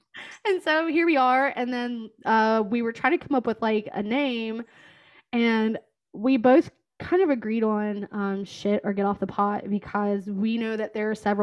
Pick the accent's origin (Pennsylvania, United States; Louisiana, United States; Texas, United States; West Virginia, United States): West Virginia, United States; moved away as an adult; also born or lived in Kentucky; now in Columbus, United States; I am originally from West Virginia, and I moved to Kentucky for a job in Cincinnati